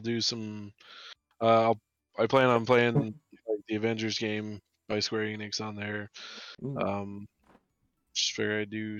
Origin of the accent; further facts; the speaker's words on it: Billings, Montana, United States; also born or lived in Roundup, Montana / Illinois; Born and raised pretty much Billings, Montana. Lived in Roundup for a little bit. Illinois for like a year. But not a year that I can remember.